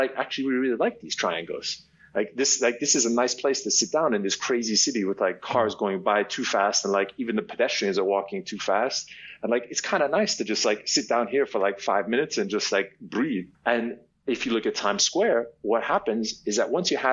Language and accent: English; New York, United States; I'm originally from New York. I was born and raised there, and I grew up on Broadway